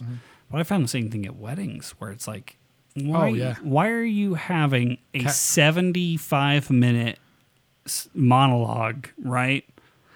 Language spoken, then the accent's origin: English; Nevada, United States; I grew up in Nevada